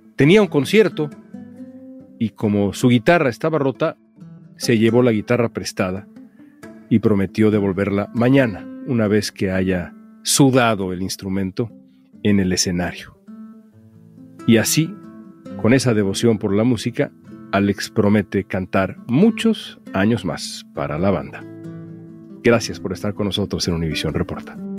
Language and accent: Spanish; Mexico; lo chingones que somos los mexicanos